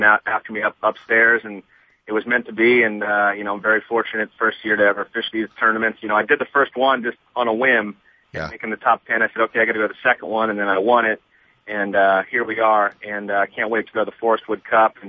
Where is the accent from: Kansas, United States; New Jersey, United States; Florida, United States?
Florida, United States; South; now in California, United States; I grew up in South Florida